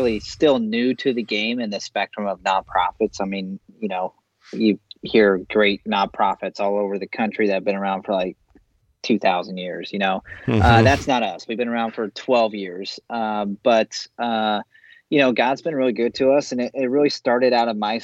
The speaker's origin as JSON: {"language": "English", "town": "Aledo", "country": "United States", "tie": "born or raised there", "said": "I grew up in Aledo, great town of Aledo"}